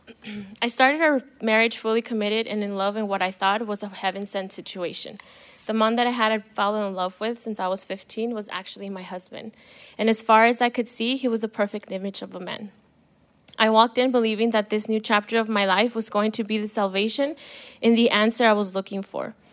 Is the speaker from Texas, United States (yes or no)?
yes; El Paso, Texas, United States; I was born in El Paso, and I'm old, I'm the oldest of three girls